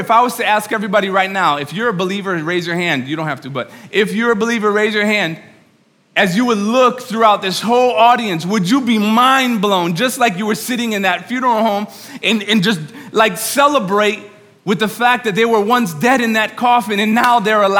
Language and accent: English; New York, United States; By the way, I'm from New York. You can talk back to me, all right?